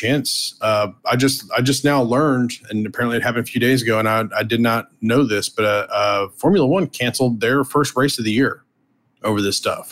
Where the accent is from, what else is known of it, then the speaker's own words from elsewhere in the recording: the South, United States; I'm from the South